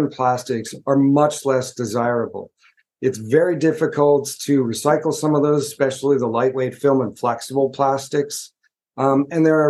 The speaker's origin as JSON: {"language": "English", "country": "United States", "said": "I'm from the United States. I live just outside of New York City"}